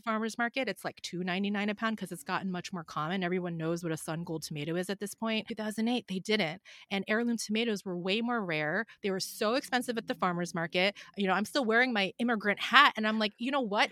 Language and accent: English; Philadelphia, Pennsylvania, United States; now in Los Angeles, United States; I grew up in Philadelphia, so you can't really garden year-round there like you can here in Los Angeles